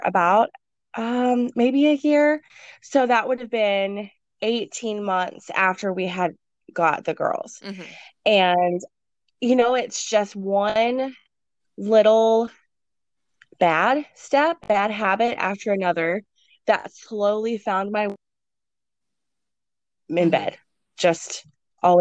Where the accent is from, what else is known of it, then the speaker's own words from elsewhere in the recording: Texas, United States; moved away as an adult; even though I was from Texas, I hadn't lived there for about 6 years